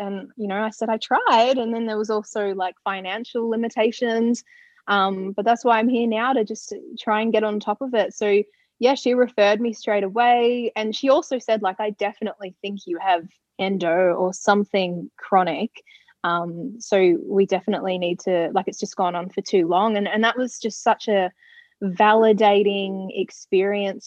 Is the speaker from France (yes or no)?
no; Ballarat, Victoria, Australia; moved away; I was back in my hometown of Ballarat